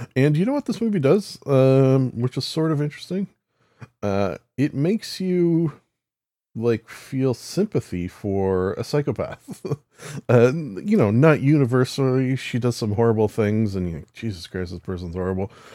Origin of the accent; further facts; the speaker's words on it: Canada; as a Canadian